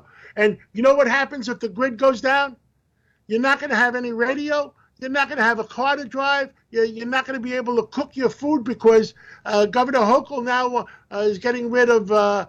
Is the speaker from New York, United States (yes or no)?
yes; New York City, New York, United States; I grew up in Harlem.